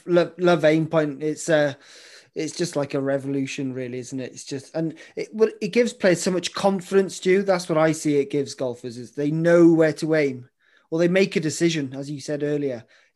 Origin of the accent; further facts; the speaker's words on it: Ireland; I'm Irish